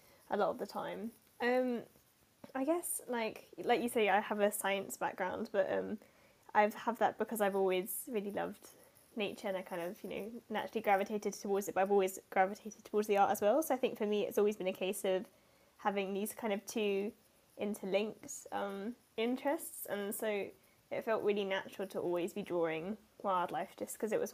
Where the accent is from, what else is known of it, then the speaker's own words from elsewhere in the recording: Yorkshire and the Humber, United Kingdom; I grew up in North Yorkshire